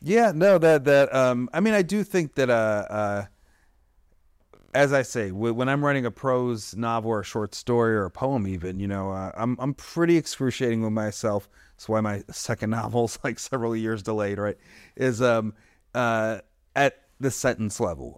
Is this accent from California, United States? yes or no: no; Detroit, Michigan, United States; I'm from Detroit